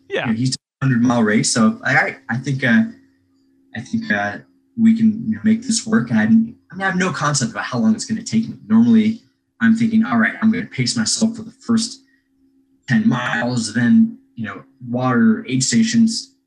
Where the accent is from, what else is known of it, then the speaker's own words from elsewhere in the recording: Knoxville, Tennessee, United States; I'm from Knoxville, Tennessee.